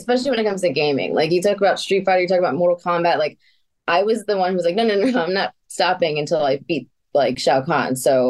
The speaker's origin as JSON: {"language": "English", "town": "New York City", "region": "New York", "country": "United States", "accent": "New York", "said": "I'm from Queens, New York, and I'm Puerto Rican, but if I get really mad, my New York comes out quite a bit."}